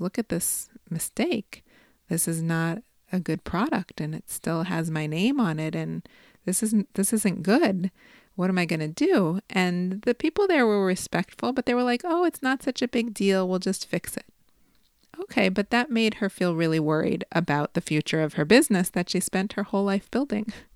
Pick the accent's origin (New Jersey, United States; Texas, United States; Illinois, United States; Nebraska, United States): Illinois, United States; Chicago; I'm from Chicago